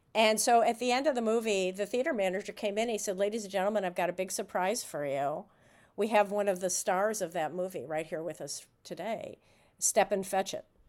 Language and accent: English; Chicago, Illinois, United States; I grew up in Chicago.